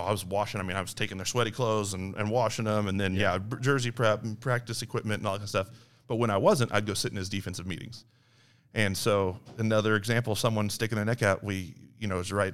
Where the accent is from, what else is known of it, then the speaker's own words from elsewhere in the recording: Liberty, United States; I grew up actually here in Liberty. Uh, played at Liberty High School for Pat Hansen